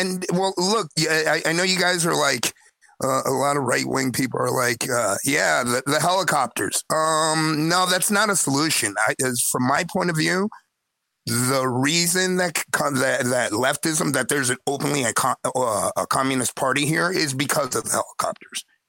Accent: Miami, Florida, United States; moved away as an adult; now in Chile; I'm an expat from Miami in Chile.

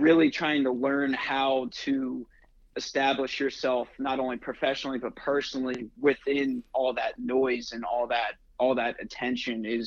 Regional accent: New Jersey, United States; also born or lived in West Virginia; I'm originally from South Jersey, born and raised in South Jersey

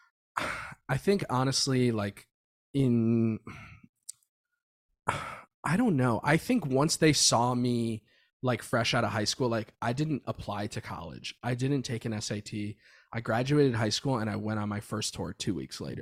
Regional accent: Florida, United States; moved away as an adult; now in Los Angeles, United States; Growing up in Florida was cool

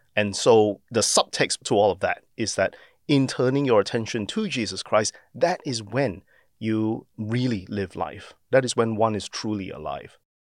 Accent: Singapore; now in Australia; as a Singaporean born um, Australian

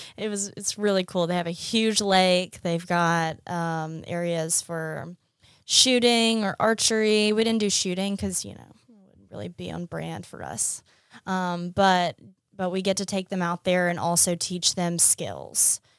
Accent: Montgomery, Alabama, United States; moved away as an adult; also born or lived in Washington, D.C.; now in Mississippi, United States; I grew up in Montgomery, Alabama.

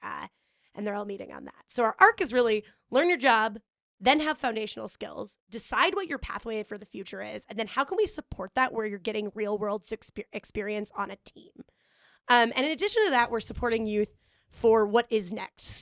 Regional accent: Omaha, Nebraska, United States; moved away as an adult; now in Chicago, United States; I grew up in Omaha, Nebraska

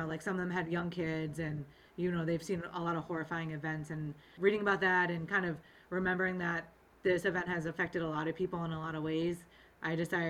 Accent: Sandy Hook, Connecticut, United States; I'm from Sandy Hook, Connecticut.

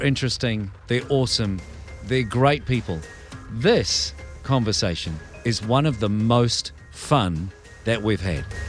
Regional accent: New Zealand; I'm a Kiwi

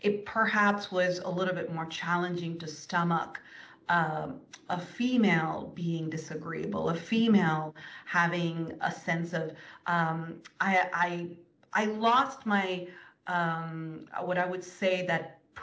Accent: India; I was raised in India

